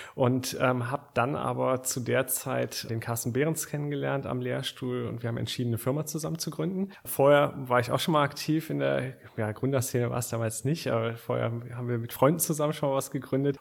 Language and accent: German; Aachen, North Rhine-Westphalia, Germany; Ich komme aus Aachen. Ich bin gebürtiger Aachener